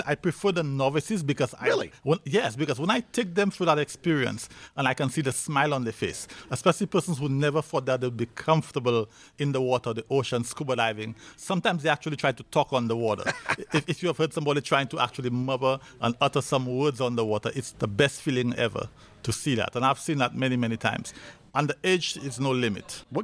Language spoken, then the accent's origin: English; Decatur, Georgia, United States; I grew up in Decatur, Georgia.